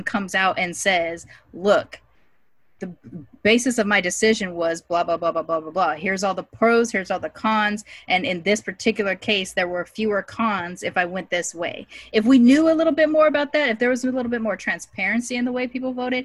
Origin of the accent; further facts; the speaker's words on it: California, United States; as a Californian